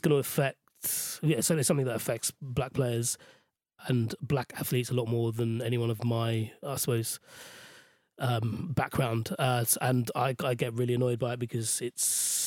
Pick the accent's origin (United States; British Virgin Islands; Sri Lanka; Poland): Sri Lanka; now in United Kingdom; Sri Lanka, where I grew up